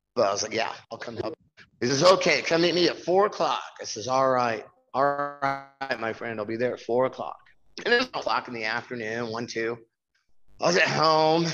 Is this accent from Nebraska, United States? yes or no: yes; Nebraska, United States; moved away as an adult; also born or lived in Reno, Nevada; born and raised in Nebraska